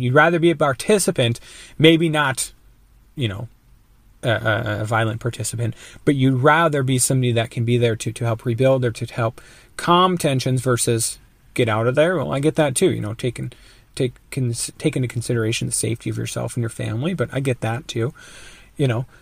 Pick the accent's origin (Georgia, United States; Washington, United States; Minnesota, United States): Minnesota, United States; I'm from Minnesota